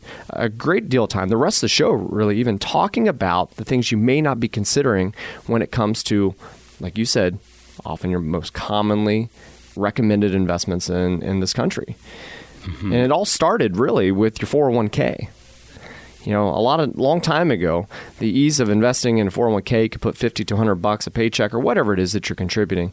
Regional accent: Miami Valley, Ohio, United States; We're born and raised in the Miami Valley

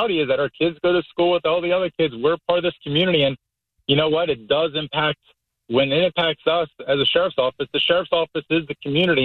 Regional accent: Philadelphia, Pennsylvania, United States; now in Tampa Bay, United States; I'm from Philadelphia. My family's all retired cops in Philly.

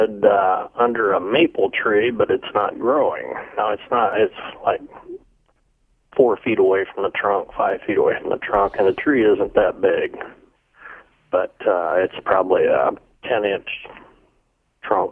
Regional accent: Findlay, Ohio, United States; moved away as an adult; also born or lived in Arlington, Ohio; We're from the Findlay

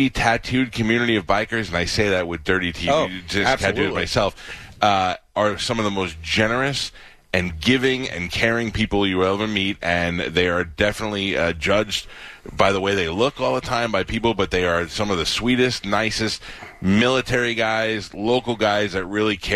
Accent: New York City, New York, United States; now in Tampa Bay area, United States; I grew up poor in Staten Island

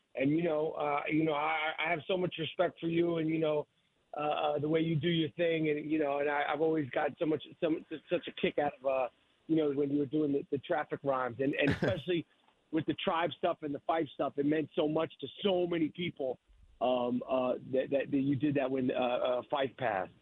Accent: United States; as an American, you know, who's never had a monarchy

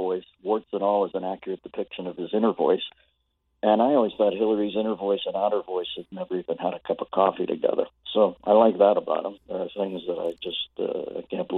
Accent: Pittsburgh, Pennsylvania, United States; I'm from Pittsburgh

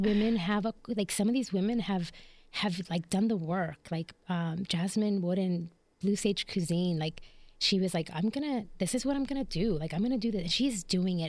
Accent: Chicago, Illinois, United States; moved away as an adult; also born or lived in Philadelphia / Puerto Rico (ancestry); now in Jacksonville, United States; I was born and raised in Chicago

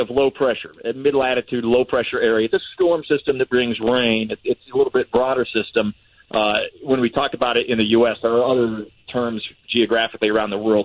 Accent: Iowa, United States; moved away; I'm from Iowa.

